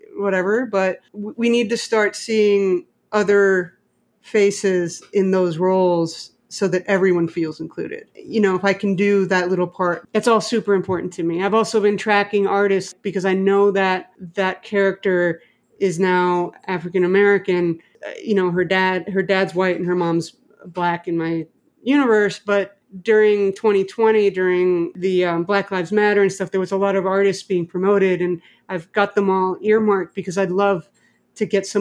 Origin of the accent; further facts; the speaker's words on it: Mexico; moved away; I grew up in Mexico too. I didn't grow up here.